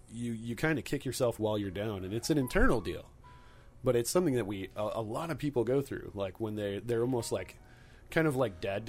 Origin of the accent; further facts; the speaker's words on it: Midwest, United States; I grew up in the Midwest